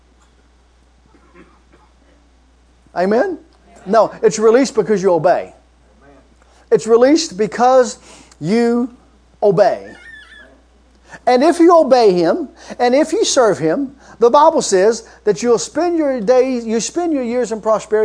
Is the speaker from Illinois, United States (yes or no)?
no; Kentucky, United States; I'm from Kentucky